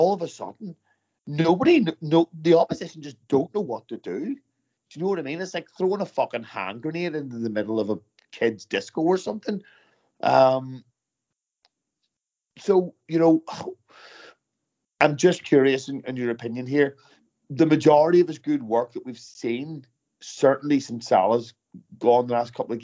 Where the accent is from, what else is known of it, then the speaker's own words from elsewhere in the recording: Northern Ireland, United Kingdom; I'm from Northern Ireland.